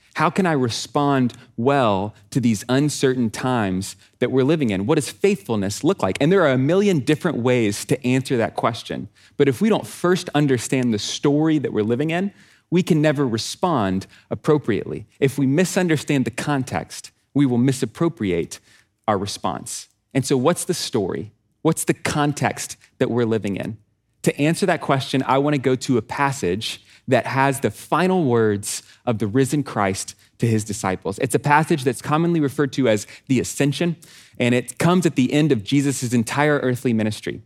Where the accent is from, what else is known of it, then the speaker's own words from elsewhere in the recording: Texas, United States; I'm from Texas